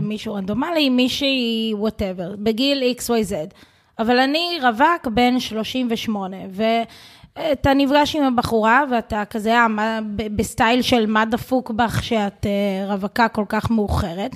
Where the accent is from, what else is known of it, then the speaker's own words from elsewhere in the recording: Israel; התרבות פה שלנו כישראלים